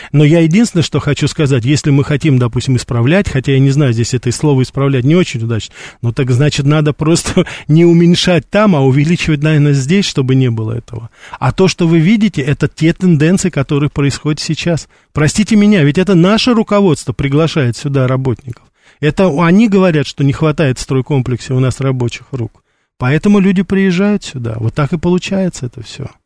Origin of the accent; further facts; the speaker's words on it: Moscow, Russia; Я сам москвич, как говорится. Вот, и я прекрасно помню, да, мое детство, это конечно, 60-х годов